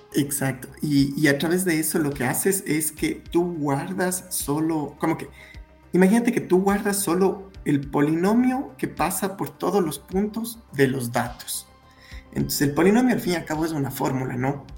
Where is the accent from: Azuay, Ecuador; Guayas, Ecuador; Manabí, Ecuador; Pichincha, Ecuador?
Azuay, Ecuador; Cuenca; nací en Cuenca, Ecuador, la ciudad más bonita de Cuenca, de, Ecuador